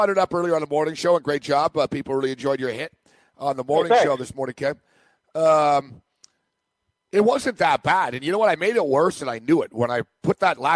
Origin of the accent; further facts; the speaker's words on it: Montreal, Quebec, Canada; I'm from Montreal where, you know, basically old ladies walk their dog in their bathrobes in snowstorms